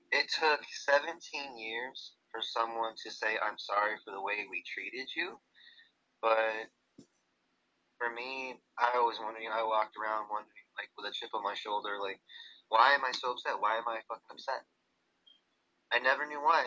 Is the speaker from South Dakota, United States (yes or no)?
no; New York, United States; New York, where I live